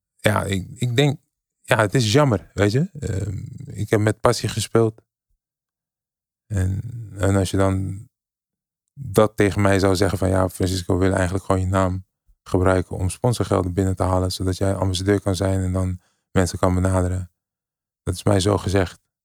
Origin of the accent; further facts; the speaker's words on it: Rotterdam, South Holland, Netherlands; ik ben in Nederland geboren. Ik kom uit Rotterdam. Ik kom van niks.